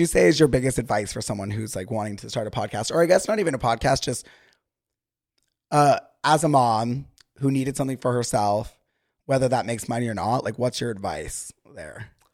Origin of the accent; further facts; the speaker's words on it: Utah, United States; now in Los Angeles, United States; whenever I am with someone from Utah, if I'm recording with someone from Utah, whatever, the, like, slang immediately comes back